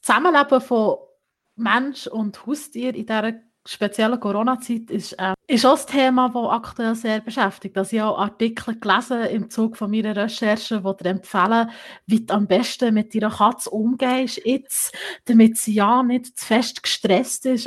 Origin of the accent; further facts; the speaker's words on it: Bern, Switzerland; bei uns in der Schweiz, im Kanton Bern